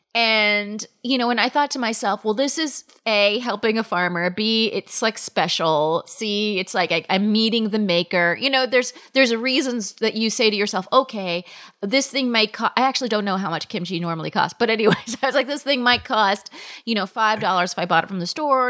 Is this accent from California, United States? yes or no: yes; Palm Springs, California, United States; now in New York City, United States; I grew up in Palm Springs, California